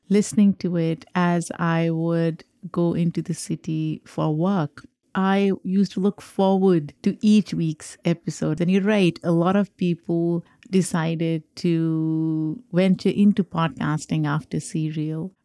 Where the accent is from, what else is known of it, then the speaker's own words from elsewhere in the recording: Pakistan; now in United States; I am a Pakistani immigrant